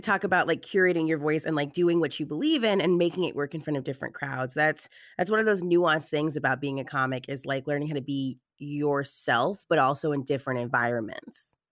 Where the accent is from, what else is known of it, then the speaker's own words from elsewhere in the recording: Texas, United States; I'm from Texas